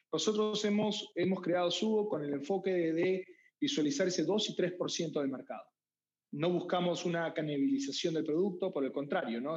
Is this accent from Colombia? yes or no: no; Peru; moved away; also born or lived in United States; Yo soy peruano